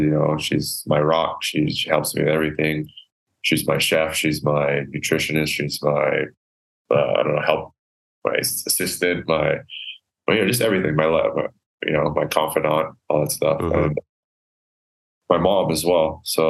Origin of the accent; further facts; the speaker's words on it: Canada; So this is nostalgic because it's just growing up in Canada.